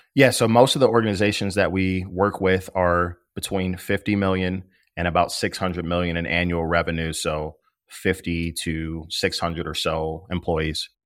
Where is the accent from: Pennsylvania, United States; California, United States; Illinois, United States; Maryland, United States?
Illinois, United States; Maywood; also born or lived in Bloomington, Illinois; now in Chicago, United States; I'm from Maywood, Illinois. It is the west side of Chicago, about ten miles west of the Loop. I grew up there